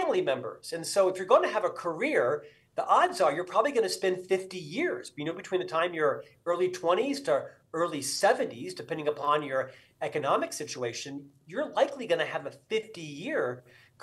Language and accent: English; Central Florida, United States; moved away; Originally, I'm from Florida, born and raised in Central Florida.